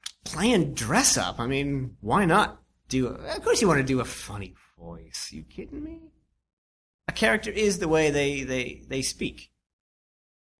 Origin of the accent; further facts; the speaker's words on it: Nova Scotia, Canada; I'm from Nova Scotia